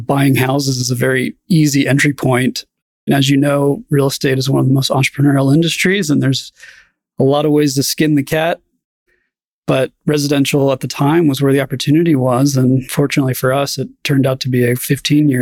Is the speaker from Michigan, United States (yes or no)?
no; Idaho, United States; moved away as an adult; also born or lived in New York; I grew up in the West and realized I was not an East Coast guy